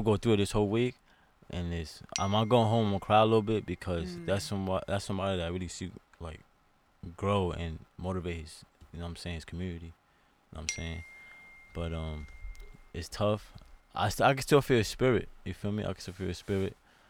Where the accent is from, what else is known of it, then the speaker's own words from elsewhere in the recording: New York City, New York, United States; I'm a New Yorker. We all New Yorkers, so we have that hustle mentality.